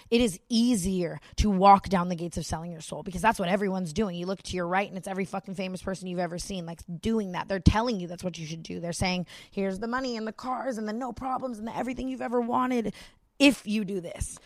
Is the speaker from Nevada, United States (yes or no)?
yes; Las Vegas, Nevada, United States; I was born and raised in Las Vegas, which is a very sexualized city.